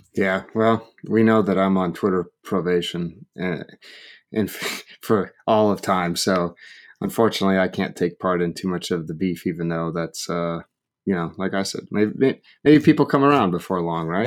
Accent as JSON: {"language": "English", "region": "Oregon", "country": "United States", "tie": "born or raised there", "said": "I grew up in Oregon"}